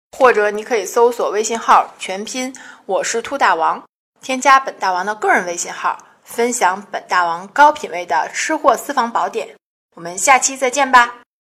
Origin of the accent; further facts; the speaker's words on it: China; 我们中国人就懂得驯养马、牛、羊、猪、狗、鸡这六种动物当作肉吃